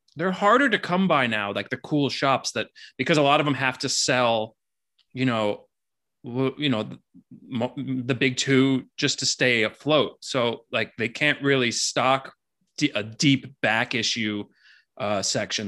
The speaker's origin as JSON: {"language": "English", "town": "Miami Beach", "region": "Florida", "country": "United States", "tie": "born or raised there", "said": "I was born and raised in Miami Beach"}